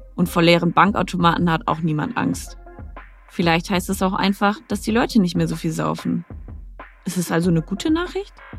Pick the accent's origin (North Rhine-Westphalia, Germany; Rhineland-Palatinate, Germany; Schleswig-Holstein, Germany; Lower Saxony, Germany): North Rhine-Westphalia, Germany; Nordwalde; moved away; zurück in mein Heimatdorf Nordwalde